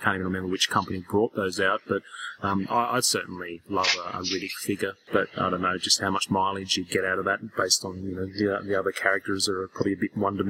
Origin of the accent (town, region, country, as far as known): Australia